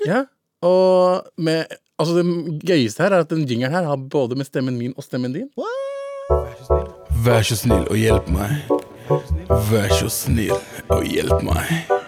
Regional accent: Lørenskog, Akershus, Norway; Lørenskog uh, der jeg kommer fra

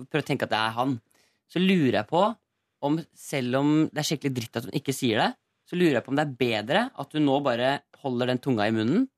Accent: Eastern Norway, Norway; accent: Eastern Norwegian dialect

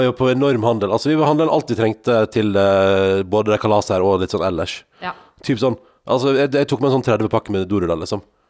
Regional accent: Sogn og Fjordane, Vestland, Norway; now in Oslo, Norway; hjem til der jeg kommer fra, til Sogn og Fjordane

